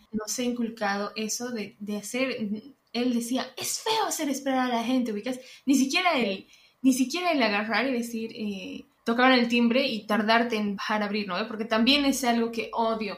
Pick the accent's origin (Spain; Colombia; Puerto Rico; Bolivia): Bolivia; moved away; entre bolivianos